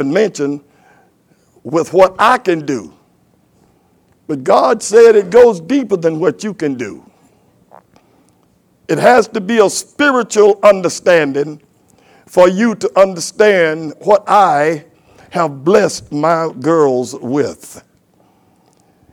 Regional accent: United States; I'm from Carolina, and most of us men are men that came from here

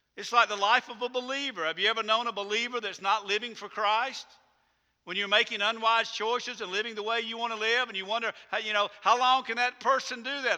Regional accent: United States; I'm an American, proud to be an American.

